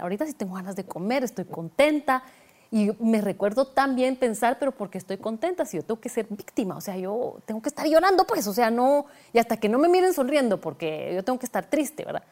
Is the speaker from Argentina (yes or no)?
no; Guatemala; moved away as an adult; also born or lived in Switzerland; mudarme de Guatemala para Suiza